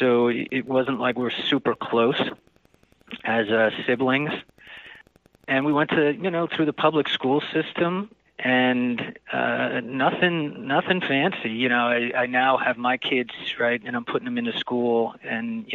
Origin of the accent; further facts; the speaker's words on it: New Jersey, United States; I grew up in Jersey, in a pretty rural part of Jersey